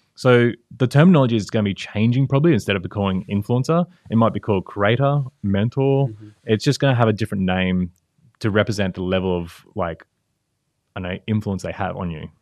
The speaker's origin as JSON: {"language": "English", "town": "Brisbane", "region": "Queensland", "country": "Australia", "tie": "born or raised there", "said": "Brisbane, Australia"}